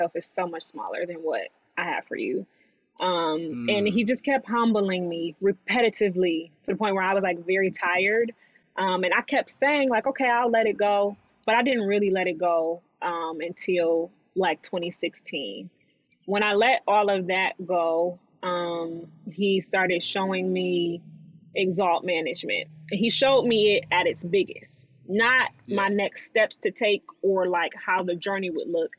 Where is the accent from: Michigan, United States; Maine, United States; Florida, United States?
Michigan, United States; Detroit; moved away as an adult; also born or lived in Ann Arbor, Michigan; now in Los Angeles, United States; from Detroit, was actually born in Ann Arbor because my mom was still in school